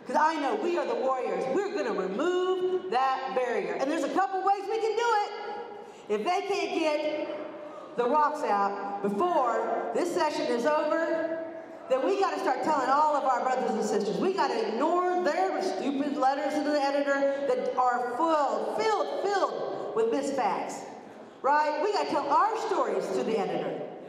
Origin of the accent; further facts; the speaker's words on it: Kansas, United States; I'm from Southeast Kansas.